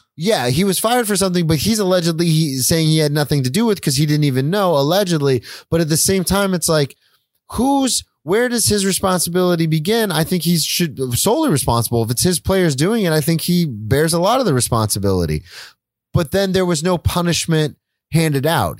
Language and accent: English; United States; as an American society